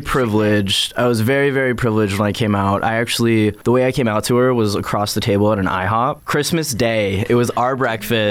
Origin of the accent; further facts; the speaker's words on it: Northern Virginia, United States; now in Richmond, United States; I grew up in Northern Virginia